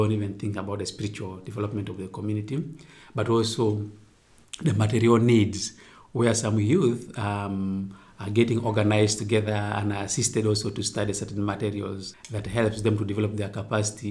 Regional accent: Uganda; I come from Uganda.

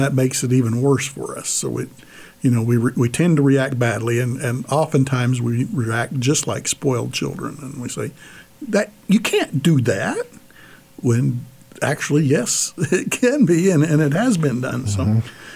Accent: United States; as American Catholics, we live on the edge of two cultures

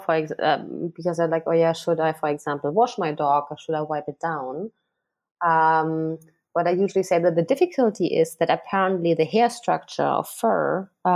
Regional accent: Germany; now in Hong Kong; I'm kind of spoiled growing up in Germany.

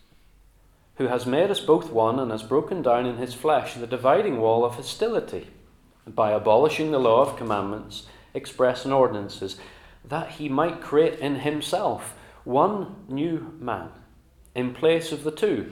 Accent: Northern Ireland, United Kingdom; now in England, United Kingdom; I moved across to England from Northern Ireland

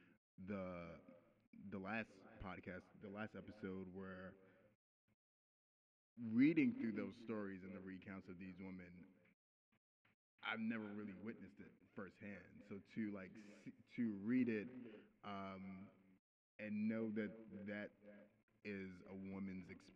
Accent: New York City, New York, United States; I'm from Brooklyn. I grew up hip-hop era

